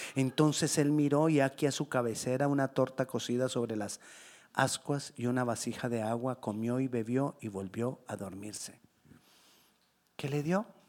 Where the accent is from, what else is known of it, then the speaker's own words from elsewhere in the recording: Colombia; yo soy colombiano